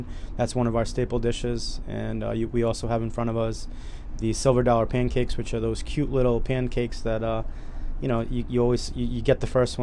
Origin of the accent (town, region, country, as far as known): Cranston, Rhode Island, United States; born or raised there